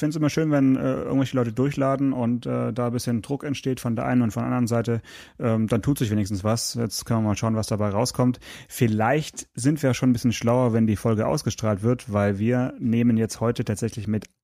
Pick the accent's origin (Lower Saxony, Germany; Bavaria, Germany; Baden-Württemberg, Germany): Baden-Württemberg, Germany; Stuttgart; born there; Äh, ich bin natürlich gebürtiger Stuttgarter